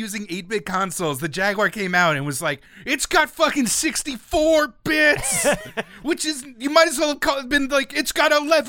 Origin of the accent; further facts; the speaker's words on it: New York, United States; So I grew up in New York, where the TurboGrafx-16 had its first test market.